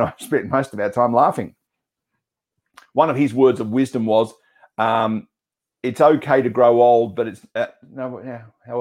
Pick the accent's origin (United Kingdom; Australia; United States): Australia